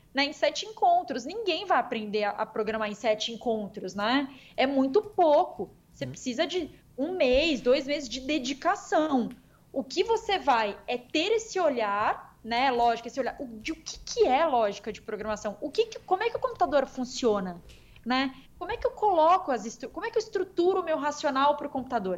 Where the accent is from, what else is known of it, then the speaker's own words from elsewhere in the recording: Campo Grande, Mato Grosso do Sul, Brazil; Campo Grande aqui, MS, minha terrinha natal aqui